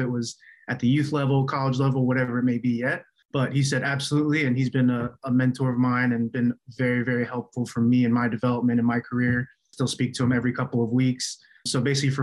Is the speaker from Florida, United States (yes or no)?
yes; West Palm Beach, Florida, United States; first language Chinese; English is a second language; moved away as an adult; also born or lived in Indiana; now in Richmond, United States; I grew up in South Florida, West Palm Beach